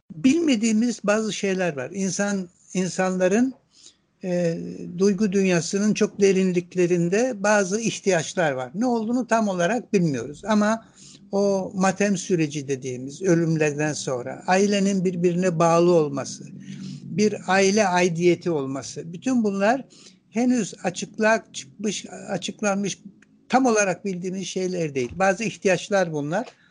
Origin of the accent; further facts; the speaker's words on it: Istanbul, Turkey; also born or lived in Ankara; Ankara'da doğdum ama İstanbul'da büyüdüm. Yani ben e, Ankara e, bebekken İstanbul'a gelmişim. İstanbul'da büyüdüm.